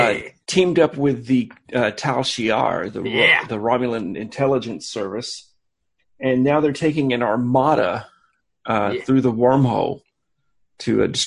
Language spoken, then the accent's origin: English; Alabama, United States; Look, I'm from Alabama